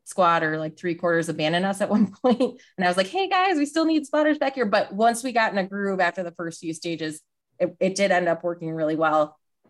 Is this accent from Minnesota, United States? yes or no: yes; Minnesota, United States; I'm from Minnesota, so I've seen every kind of snow there is